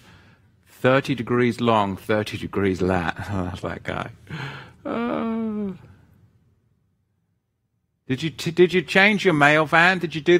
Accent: England, United Kingdom; accent: English; my English accent

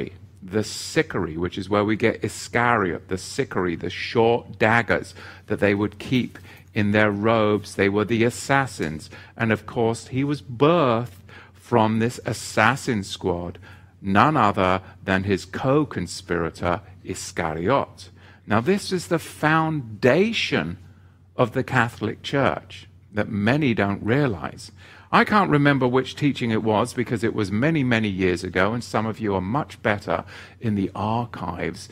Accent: England, United Kingdom; moved away; I am an Englishman at heart. You can get me out of England, but you can't get the Englishman out of me

